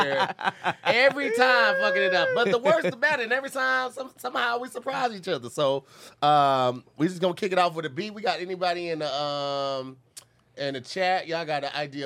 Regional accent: St. Louis, Missouri, United States; moved away; I'm from St. Louis

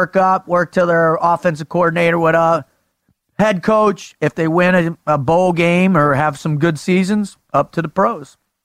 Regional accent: South Florida, United States; moved away; I was from South Florida

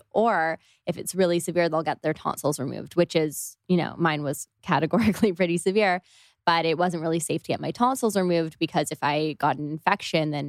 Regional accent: Toronto, Ontario, Canada; Especially I'm from Canada and it just wasn't. Yeah, yeah we're both from Toronto.

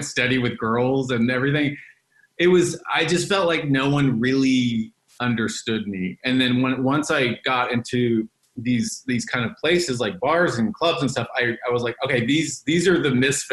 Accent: Dallas, Texas, United States; now in Los Angeles, United States; I was born and raised in Dallas, Texas.

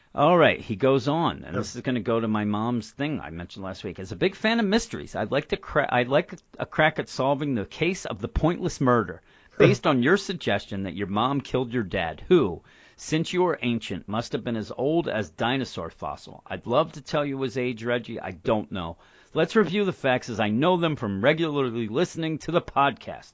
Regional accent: Philadelphia, Pennsylvania, United States; we're from the Philadelphia area, and when I grew up, when we first got cable, one of the channels there was Channel 9

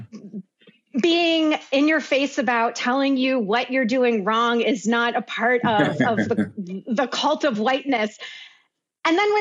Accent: Western Pennsylvania, United States; now in New York City, United States; the majority of my family is in Western Pennsylvania, and I feel so detached. I love my hometown

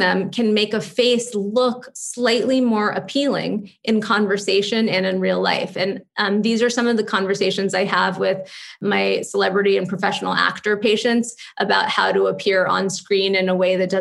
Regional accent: Los Angeles, California, United States; now in New York, United States; I grew up in Malibu and Santa Monica

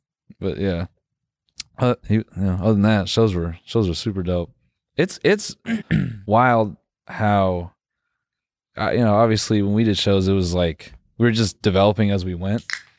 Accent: Benson, North Carolina, United States; I am from Raleigh. I'm just playing, man. I'm from Benson.

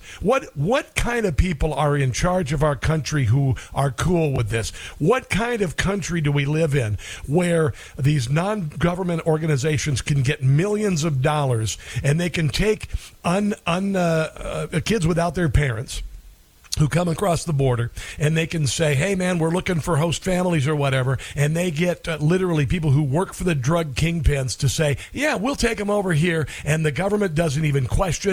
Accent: Midwest, United States; I'm from the Midwest. When I was a kid, if you wanted a job and you had a high school education, you worked at the slaughterhouse

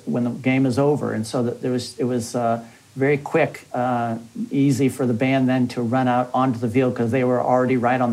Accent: Palo Alto, California, United States; now in Louisiana, United States; I grew up in Palo Alto going to Stanford football games.

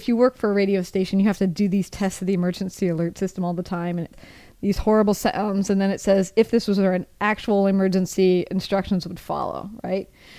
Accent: Midwest, United States; moved away; I'm from the Midwest

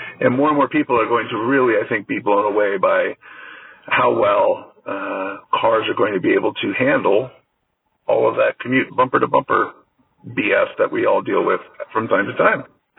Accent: Bay Area, California, United States; I'm born and raised in the Bay Area

